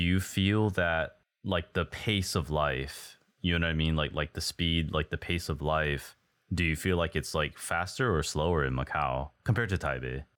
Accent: Texas, United States; moved away as an adult; now in Taiwan; I used to live in Texas, just like Burger, we're both from Texas

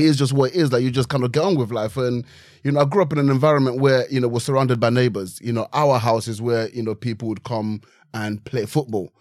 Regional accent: Nigeria; now in United Kingdom; I grew up in Nigeria

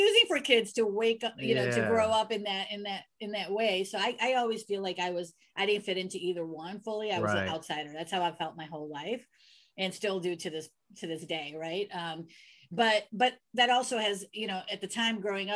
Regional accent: United States; I'm American. I was born here.

